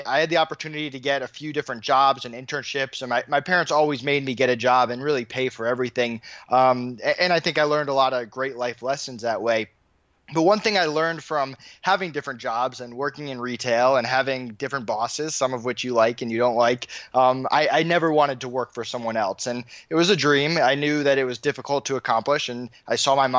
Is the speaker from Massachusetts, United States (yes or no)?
yes; Longmeadow, Massachusetts, United States; now in Orlando, United States; I grew up in Longmeadow, Massachusetts, which is Western Massachusetts.